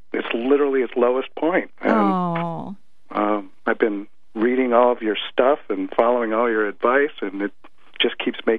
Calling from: Kirkland, Washington, United States

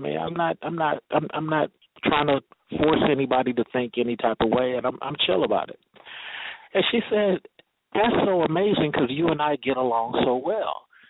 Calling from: Atlanta, Georgia, United States; in Atlanta and calling from Atlanta. And I'm an older black guy. I'm 40.

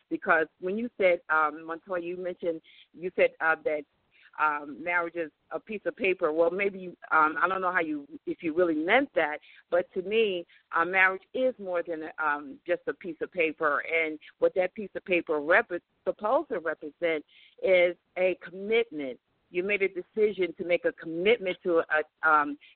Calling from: Atlanta, Georgia, United States; I'm calling from Atlanta, Georgia

